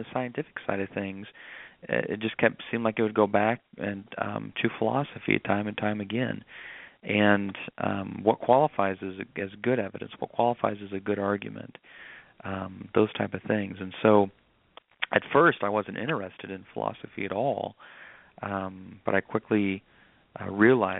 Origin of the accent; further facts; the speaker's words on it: Nebraska, United States; moved away as an adult; also born or lived in North Carolina; now in South Carolina, United States; I'm originally from Nebraska, but that whole process led me down here to South Carolina, North Carolina